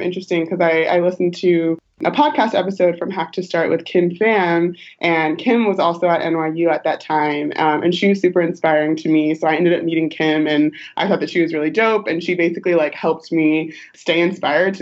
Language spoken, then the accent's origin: English; Long Beach, California, United States; moved away as an adult; also born or lived in New York; now in San Francisco, United States; I'm originally from Long Beach, Southern California, SoCal girl